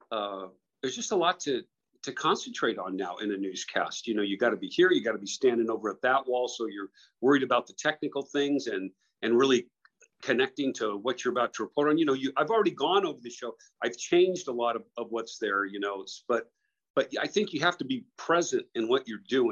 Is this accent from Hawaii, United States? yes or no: no; San Diego, California, United States; moved away; I grew up in San Diego and I had a paper route